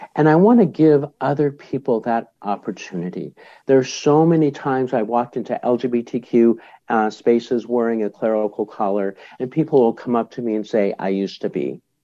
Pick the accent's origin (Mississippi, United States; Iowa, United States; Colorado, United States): Colorado, United States; Boulder; my hometown of Boulder, Colorado